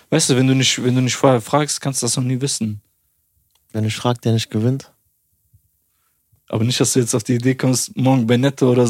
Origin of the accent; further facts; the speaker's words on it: Albania; und ich sag zu denen, ja, ich, ich bin auch Albaner.